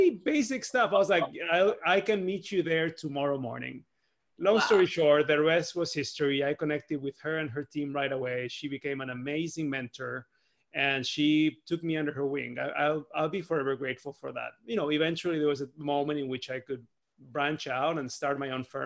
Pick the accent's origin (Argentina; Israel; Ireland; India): Argentina; Buenos Aires; moved away as an adult; now in San Francisco, United States; I was born and raised in Argentina, and I recently celebrated my first 10 years in San Francisco.